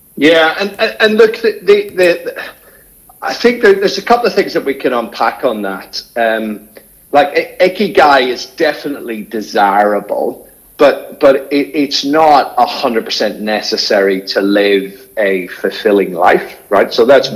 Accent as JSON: {"language": "English", "region": "Northern Ireland", "country": "United Kingdom", "tie": "born or raised there", "moved": "yes", "lives_now": "Australia", "said": "I was brought up in Northern Ireland in the 1970s"}